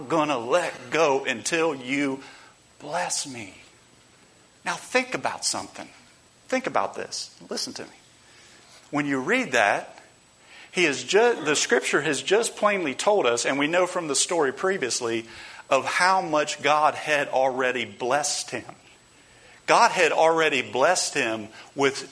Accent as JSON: {"language": "English", "country": "United States", "said": "as American Christians"}